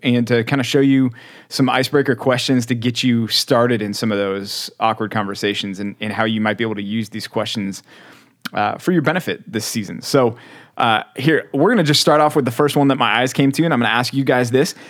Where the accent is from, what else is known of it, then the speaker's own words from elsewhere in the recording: Texas, United States; also born or lived in Philadelphia, Pennsylvania; as big of a, a Texas guy as I am, and I am, uh, people are surprised to find out I was born in Philly